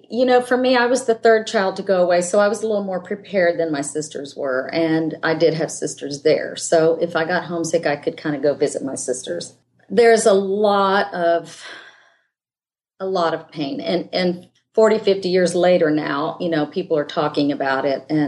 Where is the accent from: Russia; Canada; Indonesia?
Indonesia; born there; Yeah, I was born in Indonesia.